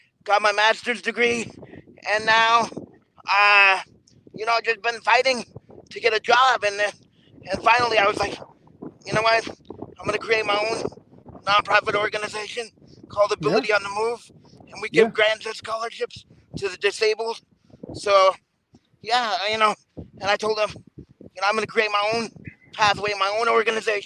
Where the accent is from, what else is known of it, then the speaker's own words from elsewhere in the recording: New York, United States; I was born in New York, the same hospital as Donald Trump, but believe it or not, Elmhurst Hospital